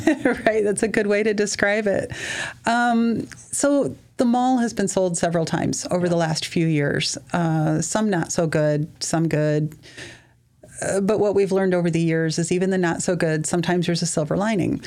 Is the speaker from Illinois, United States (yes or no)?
yes; Mount Carroll, Illinois, United States; also born or lived in Lanark, Illinois; now in Sterling, United States; I grew up originally in Mount Carroll in Lanark area, left to go to school